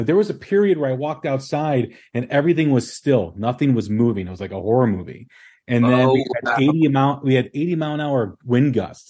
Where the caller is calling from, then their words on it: Illinois, United States; I'm outside of Chicago.